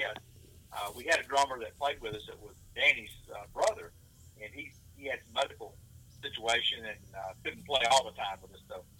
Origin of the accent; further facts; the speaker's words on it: New Albany, Mississippi, United States; I'm from New Albany here.